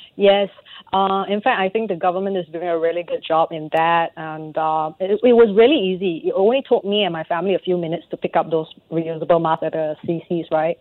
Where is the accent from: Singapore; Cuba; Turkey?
Singapore; being a Singaporean